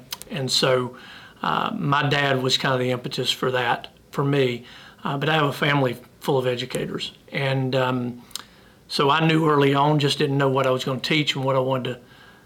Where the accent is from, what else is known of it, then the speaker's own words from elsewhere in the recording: Piedmont, South Carolina, United States; also born or lived in Fort Mill, South Carolina; born and raised in South Carolina, grew up right down the road in Piedmont